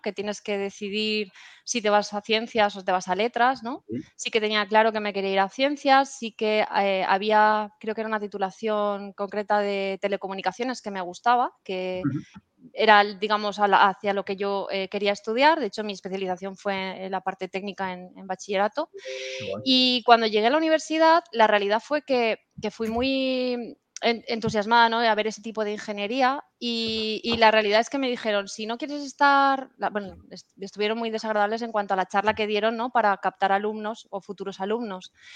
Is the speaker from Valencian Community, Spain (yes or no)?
yes; Puerto de Sagunto, Valencian Community, Spain; yo soy de un pueblecito eh, de Valencia que se llama Puerto de Sagunto